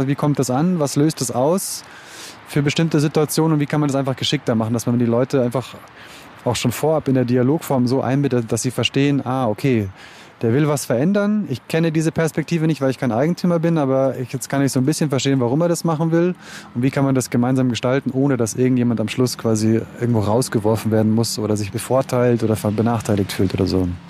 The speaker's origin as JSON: {"language": "German", "town": "Munich", "region": "Bavaria", "country": "Germany", "tie": "born or raised there", "said": "Also ich bin in Untergiesing geboren und aufgewachsen, in der Pilgersheimer Straße"}